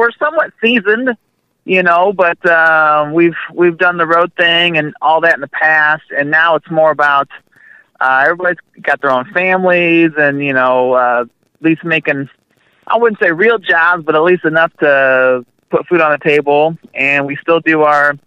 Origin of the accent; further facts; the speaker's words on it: Midwest, United States; we're from the Midwest